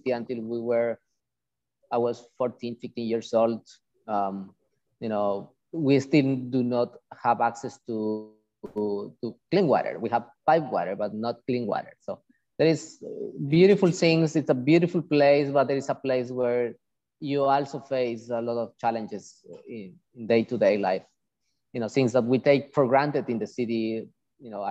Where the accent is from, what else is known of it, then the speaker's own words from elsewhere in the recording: Amazon rainforest of Ecuador, Amazon region, Ecuador; I was born and raised in the Amazon rainforest of Ecuador